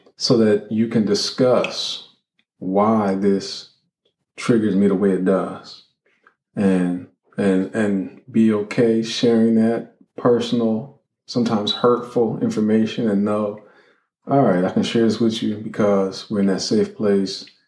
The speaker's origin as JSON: {"language": "English", "town": "Columbus", "region": "Ohio", "country": "United States", "tie": "born or raised there", "also_born_or_lived": "Cincinnati, Ohio", "said": "Then we moved from Columbus, Ohio, Cincinnati, Ohio."}